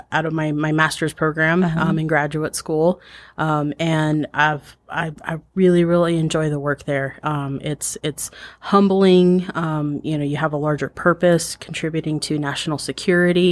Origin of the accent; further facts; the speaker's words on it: Cortez, Colorado, United States; moved away; also born or lived in Teec Nos Pos, Arizona / Navajo Reservation; I grew up in Cortez, Colorado, living partially on and partially off of the Navajo Reservation